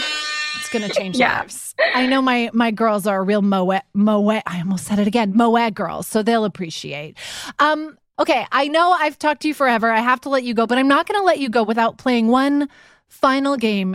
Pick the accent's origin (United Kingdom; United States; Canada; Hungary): Canada; I'm Canadian, and so I pronounce all French shit how it should be pronounced.